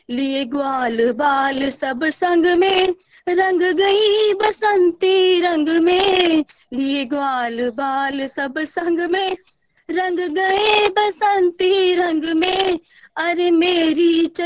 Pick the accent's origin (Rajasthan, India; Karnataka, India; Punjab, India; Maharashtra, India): Punjab, India; Amritsar; मैं अमृतसर से बिलोंग करती हूँ